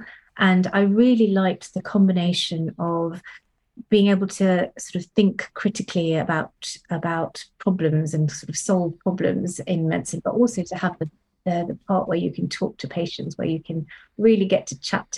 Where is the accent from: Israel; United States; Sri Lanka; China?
Sri Lanka; moved away as an adult; also born or lived in Cambridge, United Kingdom; now in Oxford, United Kingdom; I grew up in Sri Lanka